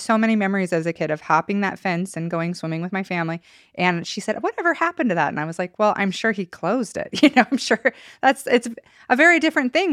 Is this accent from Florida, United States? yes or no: no; Idaho, United States; growing up in Idaho